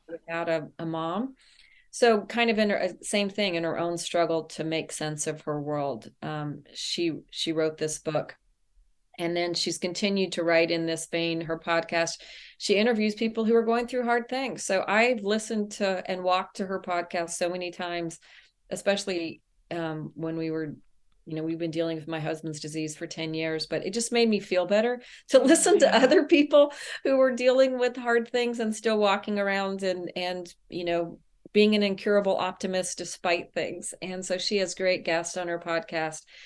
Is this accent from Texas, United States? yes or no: yes; El Paso, Texas, United States; I grew up in El Paso, Texas, and I have vivid memories of my mother taking us to the public library